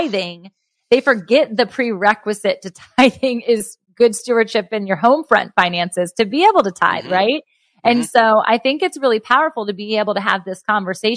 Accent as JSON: {"language": "English", "region": "Virginia", "country": "United States", "said": "my home state in Virginia."}